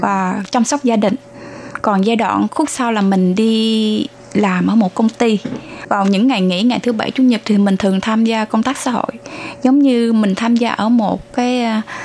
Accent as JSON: {"language": "Vietnamese", "town": "Long Xuyên", "region": "An Giang", "country": "Vietnam", "moved": "as an adult", "lives_now": "Zhongli, Taoyuan, Taiwan", "said": "mình đến từ thành phố Long Xuyên, tỉnh An Giang"}